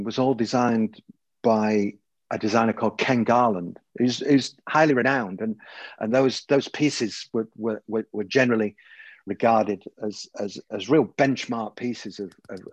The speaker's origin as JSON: {"language": "English", "town": "Manchester", "region": "North West England", "country": "United Kingdom", "moved": "yes", "lives_now": "London, United Kingdom", "said": "I'm from Manchester, but I live in London."}